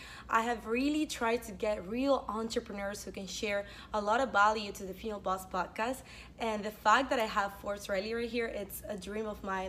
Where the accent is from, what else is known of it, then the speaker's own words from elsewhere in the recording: Venezuela; In Venezuela.